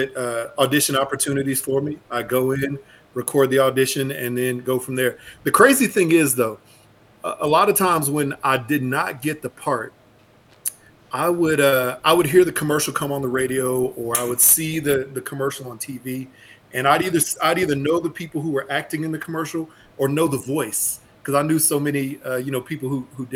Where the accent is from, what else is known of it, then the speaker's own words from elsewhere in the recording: Houston, Texas, United States; also born or lived in Dallas-Fort Worth, Texas; I born and raised in Houston, Texas